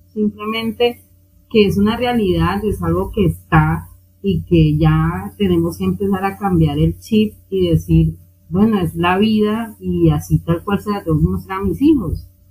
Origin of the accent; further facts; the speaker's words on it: Colombia; aquí en Colombia pasa igual. De hecho, la religión base en mi país es la católica